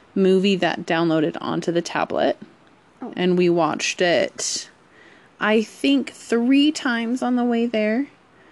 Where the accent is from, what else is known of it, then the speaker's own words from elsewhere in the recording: Colorado, United States; We're from Colorado. This is our home